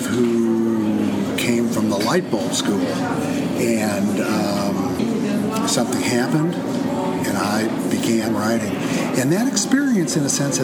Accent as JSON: {"language": "English", "town": "Kansas City", "region": "Missouri", "country": "United States", "tie": "born or raised there", "also_born_or_lived": "St. Louis, Missouri / Boston / Provincetown", "moved": "yes", "lives_now": "Athens, United States", "said": "I was born in St. Louis and grew up there, but moved to Kansas City when I was in grade school. So I feel like I'm from Kansas City"}